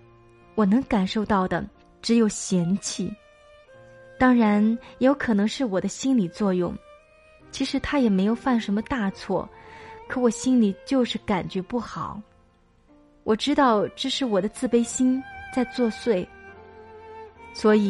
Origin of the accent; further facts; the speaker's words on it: Anhui, China; moved away as an adult; now in Datong, China; 我从老家安徽来到了我老公的所在地，也是我完全陌生的地方——山西大同。